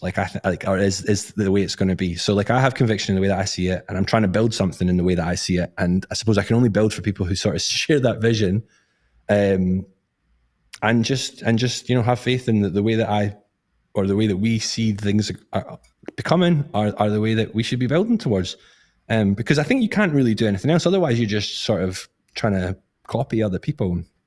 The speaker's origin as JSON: {"language": "English", "region": "Scotland", "country": "United Kingdom", "said": "I'm from Scotland"}